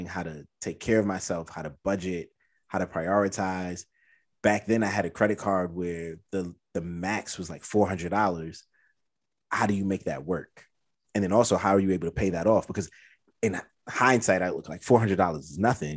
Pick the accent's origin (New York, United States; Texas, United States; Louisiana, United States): New York, United States; New York City; I'm from Brooklyn